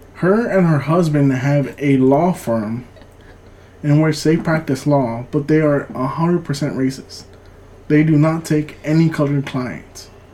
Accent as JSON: {"language": "English", "region": "California", "country": "United States", "tie": "born or raised there", "moved": "yes", "lives_now": "Rosenberg, United States", "said": "I was born in California"}